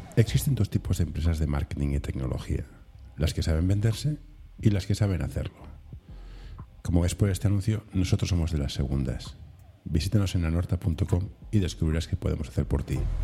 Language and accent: Spanish; Barcelona, Catalonia, Spain; yo soy de Barcelona